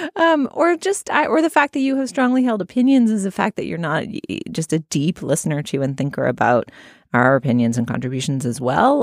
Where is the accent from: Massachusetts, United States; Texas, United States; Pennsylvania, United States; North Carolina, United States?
Massachusetts, United States; Boston; moved away; growing up in New England and in Boston in particular